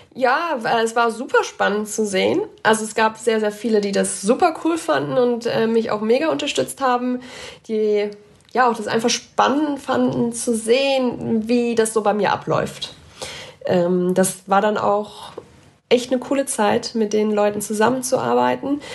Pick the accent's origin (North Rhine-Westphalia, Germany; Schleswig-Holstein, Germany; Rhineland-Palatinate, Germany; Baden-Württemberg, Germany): Rhineland-Palatinate, Germany; Ahrweiler district; moved away as an adult; now in Augsburg, Germany; in meiner Heimat